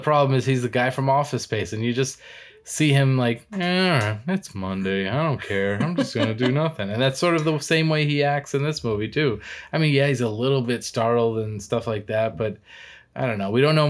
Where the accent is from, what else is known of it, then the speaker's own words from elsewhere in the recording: Massachusetts, United States; also born or lived in Florida; now in California, United States; I was from Massachusetts by way of Florida. I don't represent anywhere, really. I'm out here in California now.